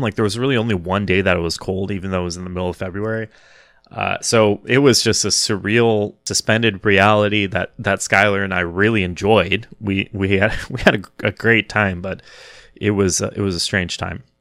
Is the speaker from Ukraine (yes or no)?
no; Wichita, Kansas, United States; now in New York City, United States; I'm originally from Wichita, Kansas